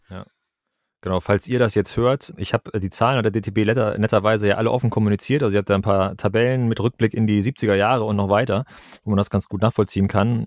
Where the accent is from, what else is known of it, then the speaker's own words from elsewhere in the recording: Kiel, Schleswig-Holstein, Germany; Ich komme hier aus dem Norden, ganz oben aus Kiel.